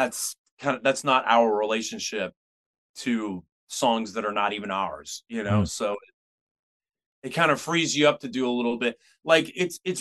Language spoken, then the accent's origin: English; Pittsburgh, Pennsylvania, United States; now in San Francisco, United States; We played fireworks night in my hometown